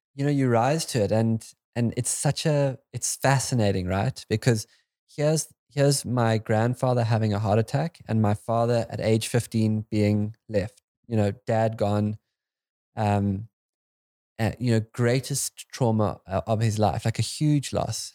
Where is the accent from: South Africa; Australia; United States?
South Africa; as a South African